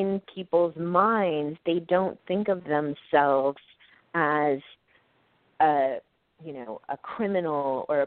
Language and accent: English; Portland, Oregon, United States; moved away as an adult; now in New York, United States; I came to college here in New York, but I'm from Oregon. And so I went back to Portland